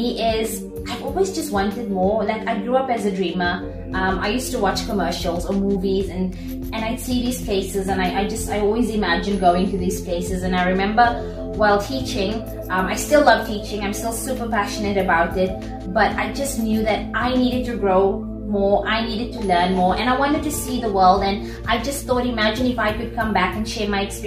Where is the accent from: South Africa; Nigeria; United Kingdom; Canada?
South Africa; moved away as an adult; now in Dubai, United Arab Emirates; I'm originally from South Africa, born and raised. Spent my whole life in South Africa.